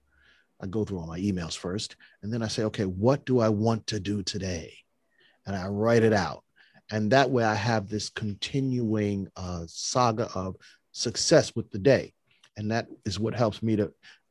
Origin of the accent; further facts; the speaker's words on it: New York, United States; now in New Jersey, United States; I'm a city boy. Okay. I'm from New York. I'm in Jersey now